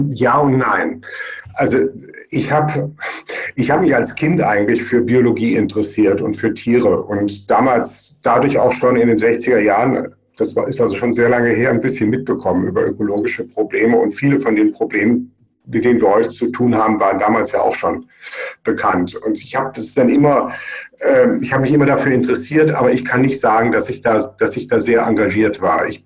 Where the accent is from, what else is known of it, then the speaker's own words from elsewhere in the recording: Germany; now in Graz, Austria; man hört wahrscheinlich an meinem Akzent und man merkt auch an meinem Namen, dass ich kein Österreicher bin, sondern aus Deutschland. Äh, ich unterrichte seit 2004 an der Fachhochschule Joanneum in Graz